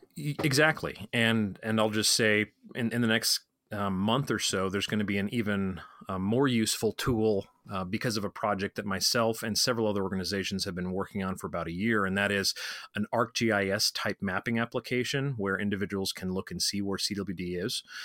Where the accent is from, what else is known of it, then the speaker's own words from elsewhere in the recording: Colorado, United States; my home state of Colorado